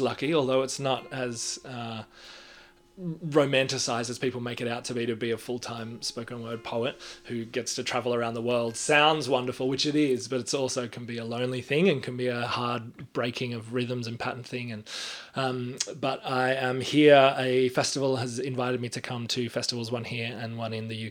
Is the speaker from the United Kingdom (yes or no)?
no; Australia; I am an Australian spoken word artist